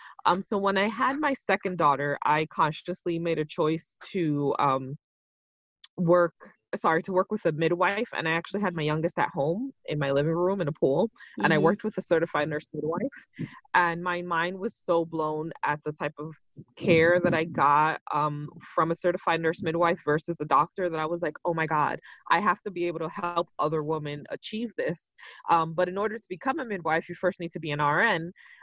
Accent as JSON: {"language": "English", "country": "Puerto Rico", "tie": "born there", "said": "So where I grew up is always like, it's like a complicated question. People ask me, where are you from? So I was actually, my parents are from the Dominican Republic. My mom flew over to Puerto Rico so I could be born"}